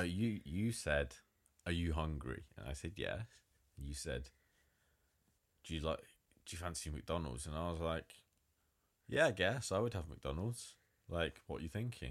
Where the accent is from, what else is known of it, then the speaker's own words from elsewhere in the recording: Nottingham, East Midlands, United Kingdom; it's my hometown, it's Nottingham.